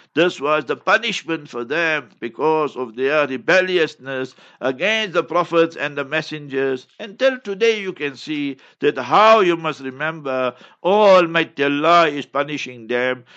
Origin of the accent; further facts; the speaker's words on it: South Africa; I come from South Africa